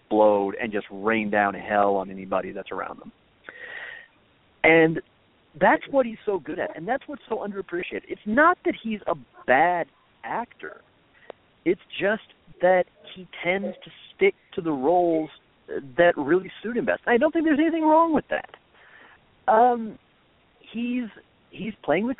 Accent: Minnesota, United States; born or raised there

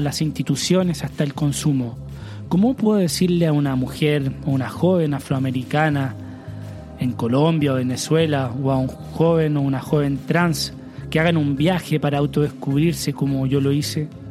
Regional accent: Chile; En mi país, Chile

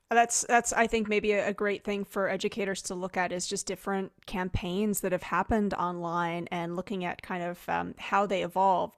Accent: New Jersey, United States; I'm from New Jersey

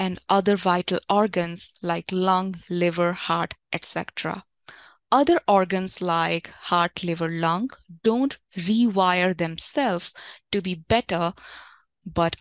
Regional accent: India; When I was growing up in India

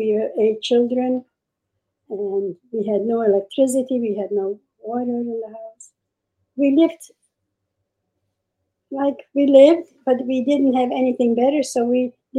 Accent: Czechia; I was born in Czechoslovakia. And we had a great life with the Czech government. We lived in a village. We didn't have more than maybe 500 Jews in the village.

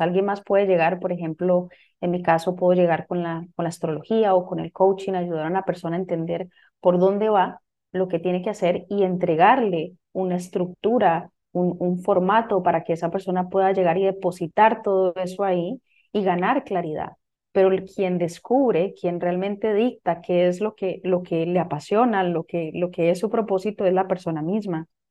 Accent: Costa Rica; moved away; yo soy de Costa Rica, soy original de Costa Rica.

